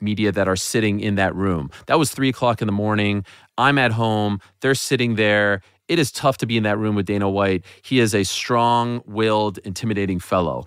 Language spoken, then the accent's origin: English; Montreal, Quebec, Canada; my hometown of Montreal